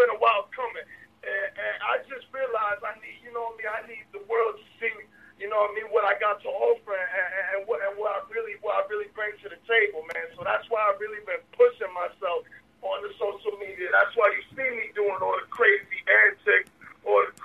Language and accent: English; Jersey City, New Jersey, United States; I was born in Jersey City, New Jersey in 1994 in Christ Hospital in the Heights. That's in the Heights, Jersey City